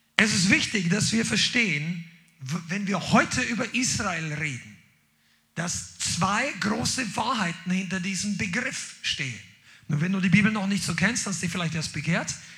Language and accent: German; Germany; Mein Pass sagt, ich bin Deutscher.